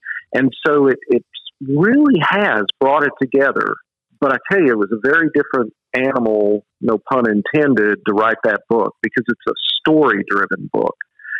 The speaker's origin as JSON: {"language": "English", "region": "the South", "country": "United States", "said": "You can tell I'm from the South, calling them mama and daddy"}